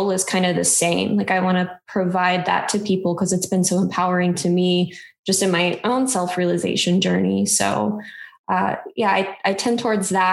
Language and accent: English; Midwest, United States; I grew up in the Midwest